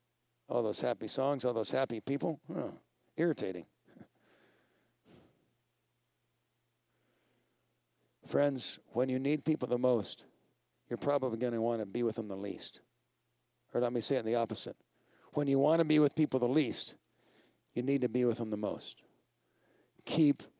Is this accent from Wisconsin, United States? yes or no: no; Colorado, United States; I'm from Colorado